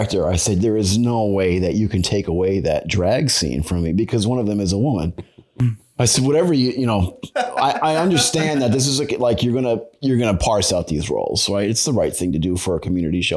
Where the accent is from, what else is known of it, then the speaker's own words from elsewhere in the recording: Long Island, New York, United States; moved away as an adult; also born or lived in Boston / Michigan; now in Maine, United States; I grew up on Long Island in New York